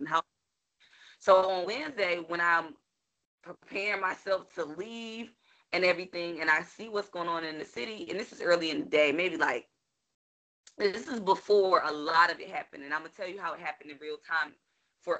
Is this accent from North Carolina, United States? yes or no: yes; North Carolina, United States; now in Washington, United States; DC is in me, but North Carolina made me